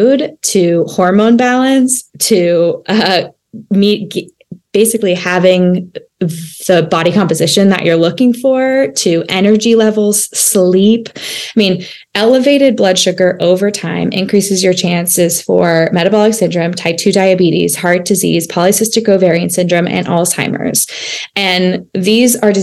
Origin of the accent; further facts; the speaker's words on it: United States; as an American, as Americans and in our country